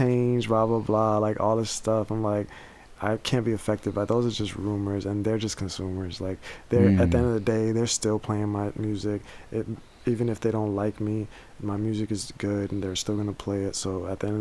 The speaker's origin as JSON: {"language": "English", "country": "United States", "tie": "born or raised there", "said": "growing up, like in seeing, like even when 9/11 happened, like nobody cared about brown people in America"}